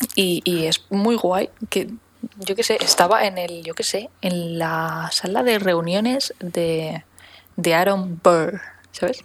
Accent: Menorca, Balearic Islands, Spain

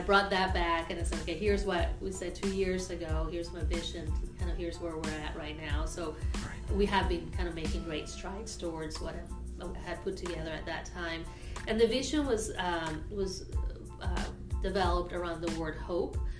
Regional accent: Caracas, Capital District, Venezuela; moved away as an adult; now in Evansville, United States; I am originally from Caracas, Venezuela

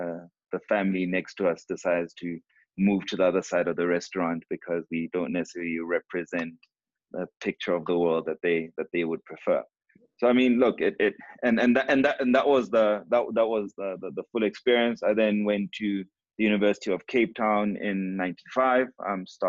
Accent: Lesotho; my brother and I were raised in Lesotho. We, of all intents and purposes, identify as Basotho, although he has moved back to Sweden. We did all our primary school and high schooling there.

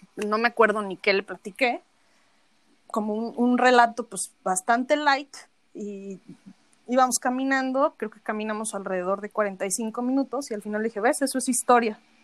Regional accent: Mexico; a los mexicanos no nos encanta México

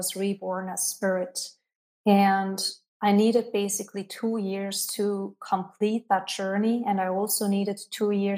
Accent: Switzerland; moved away as an adult; now in Canary Islands, Spain; I left my home country, Switzerland, and have not been back since. Today, I'm living in the Canary Islands

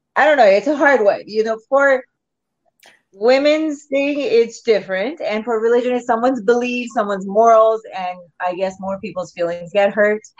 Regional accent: Pakistan; now in Canada; I used to watch a lot of Bollywood movies when I was growing up in Pakistan

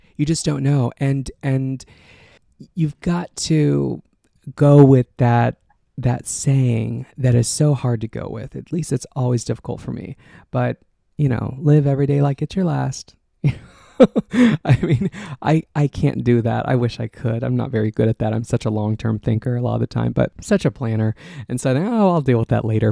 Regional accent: outside of Austin, Texas, United States; moved away; Got my start at a local radio station in my hometown outside of Austin, Texas

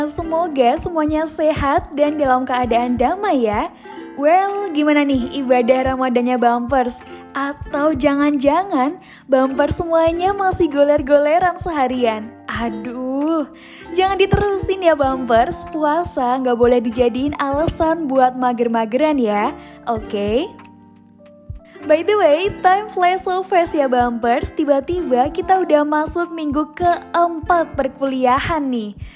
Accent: Boyolali, Central Java, Indonesia; kebetulan aku orang Boyolali, jadi ya masih bisa lah ya dibilang tetanggaan sama Kak Mega.

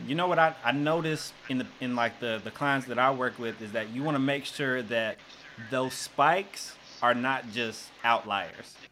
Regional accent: Jonesboro, Arkansas, United States; I grew up in Jonesboro

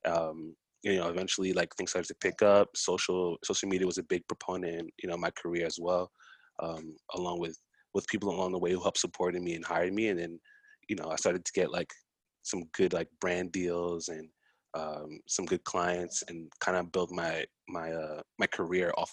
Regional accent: New York City, New York, United States; also born or lived in Harlem, New York City; I'm from Far Rockaway, Queens

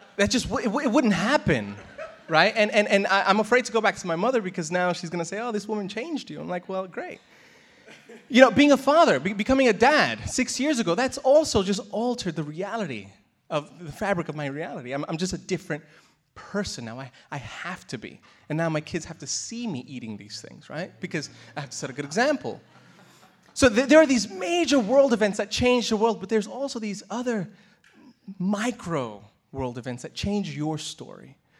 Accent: New York City, New York, United States; now in Australia; I'm from New York City.

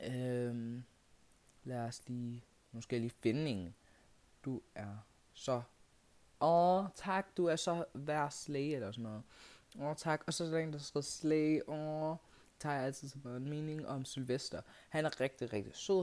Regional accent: Kenya; now in Denmark; Jeg er fra Kenya.

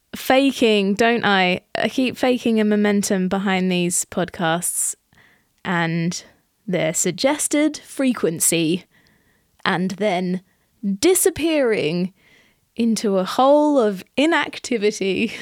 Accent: Australia; I think, I wonder, because growing up in Australia, we had fruit trees in our backyard.

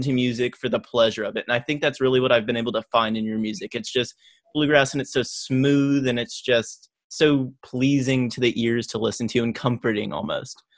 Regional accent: Oklahoma, United States; moved away as an adult; now in California, United States; Born and raised in Oklahoma, so it kind of reminds me of home

